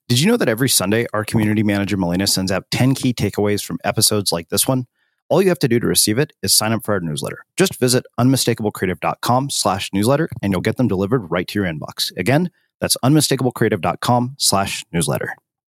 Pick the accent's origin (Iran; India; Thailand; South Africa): India; something is wrong with me because I'm Indian, 41 and single.